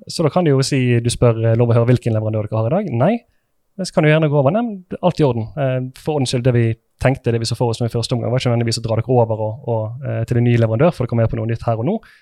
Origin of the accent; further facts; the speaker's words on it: Sotra, Vestland, Norway; Jeg er fra Sotra